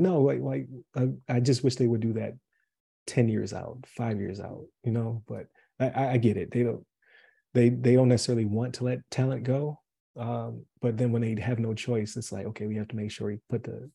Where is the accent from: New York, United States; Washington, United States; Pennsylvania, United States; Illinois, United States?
New York, United States; Buffalo; moved away as an adult; I'm from Buffalo